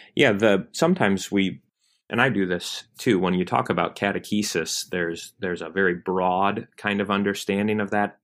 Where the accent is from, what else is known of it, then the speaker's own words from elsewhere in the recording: Michigan, United States; now in Kentucky, United States; I grew up in Michigan